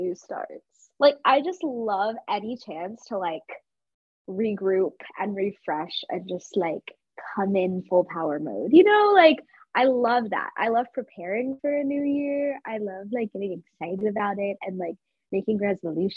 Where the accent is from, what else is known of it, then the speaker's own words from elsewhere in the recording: Georgia, United States; accent: southern; I have more of a southern accent than I do an Indian accent